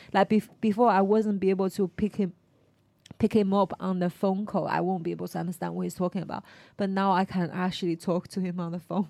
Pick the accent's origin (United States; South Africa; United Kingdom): United Kingdom; Stratford-upon-Avon, West Midlands; I was from Stratford upon Avon, right? I think everybody speak quite nicely there.